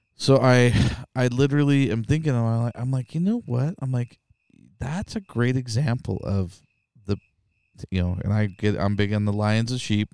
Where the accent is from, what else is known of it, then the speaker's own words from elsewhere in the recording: Idaho, United States; I'm from Idaho